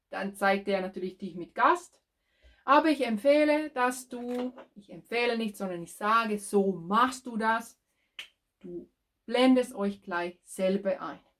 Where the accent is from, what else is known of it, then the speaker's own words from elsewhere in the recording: Finland; German is a second language; now in Germany; ich bin ursprünglich aus Finnland und tätig als Ö- und Erbtrainerin.